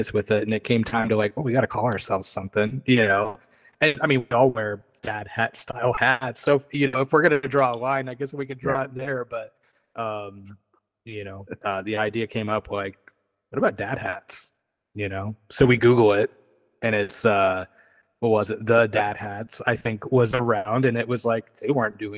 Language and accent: English; Philipsburg, Pennsylvania, United States; also born or lived in Harrisburg area, Pennsylvania; now in Nashville, United States; Originally from kind of the State College area